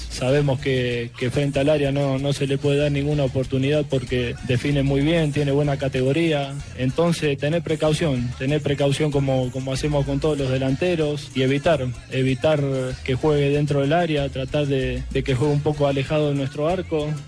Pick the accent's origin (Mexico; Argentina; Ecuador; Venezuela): Argentina; Ah, es el sueño, como argentino es el sueño de uno, poder jugar una final con, un equipo de allá y más todavía con River Plate.